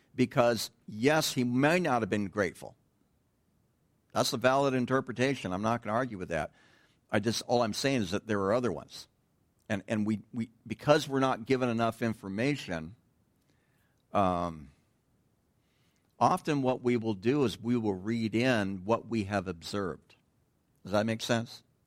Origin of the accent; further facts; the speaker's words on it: United States; moved away; I'm from Tahoe